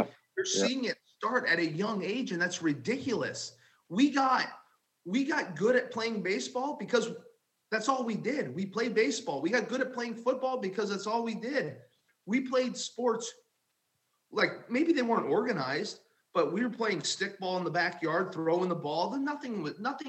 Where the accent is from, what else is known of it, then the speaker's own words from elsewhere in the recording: Southern Illinois, United States; Growing up in Southern Illinois